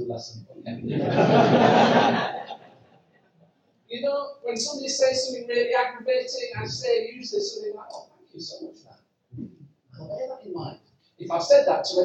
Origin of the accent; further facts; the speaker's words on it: Yorkshire and the Humber, United Kingdom; I'm from Yorkshire